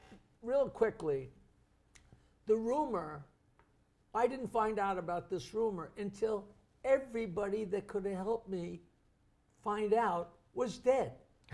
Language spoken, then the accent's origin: English; Oyster Bay, New York, United States; I'm from Oyster Bay, where every place you turn is Roosevelt, Roosevelt, Roosevelt Park